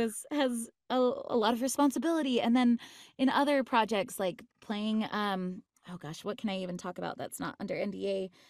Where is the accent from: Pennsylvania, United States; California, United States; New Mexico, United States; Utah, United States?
Utah, United States; I grew up in Utah